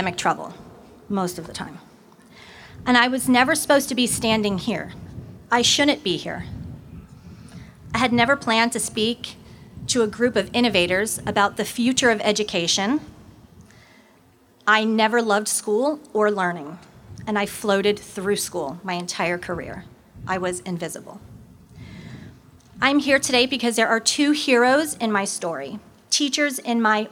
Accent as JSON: {"language": "English", "town": "Levittown", "region": "New York", "country": "United States", "tie": "born or raised there", "also_born_or_lived": "North Palm Beach, Florida", "moved": "yes", "lives_now": "Florida, United States", "said": "I grew up in Levittown, Long Island, New York, in a very, in a very middle class family"}